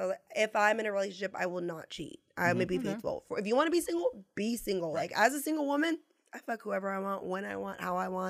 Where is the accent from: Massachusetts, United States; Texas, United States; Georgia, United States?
Texas, United States; San Antonio; moved away as an adult; So I went back home to my hometown, which is where we're at, San Antonio.